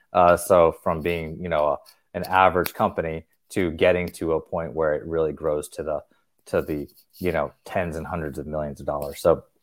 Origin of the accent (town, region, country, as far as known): North Carolina, United States; born or raised there; also born or lived in Tennessee